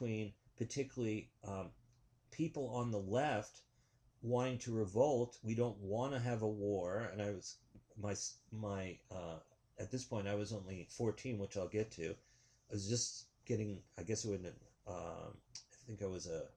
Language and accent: English; New York City, New York, United States; I grew up in New York City